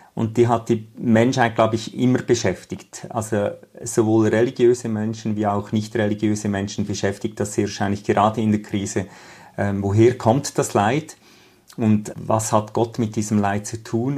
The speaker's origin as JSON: {"language": "German", "country": "Switzerland", "said": "bei uns in der Schweiz"}